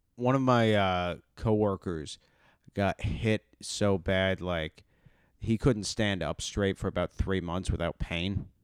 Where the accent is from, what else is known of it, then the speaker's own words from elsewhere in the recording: Texas, United States; moved away as an adult; I grew up in Texas